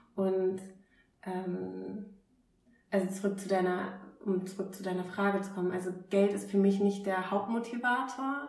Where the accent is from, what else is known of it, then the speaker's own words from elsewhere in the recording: Oldenburg, Lower Saxony, Germany; moved away as an adult; also born or lived in Groningen, Netherlands; ich komme aus Oldenburg ursprünglich. Da war ich dann die berühmte Eisverkäuferin